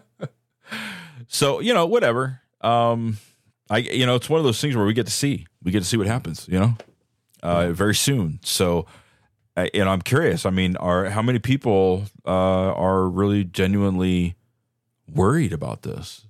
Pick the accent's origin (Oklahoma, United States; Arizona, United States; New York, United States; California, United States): California, United States; Bay Area; I grew up in the Bay Area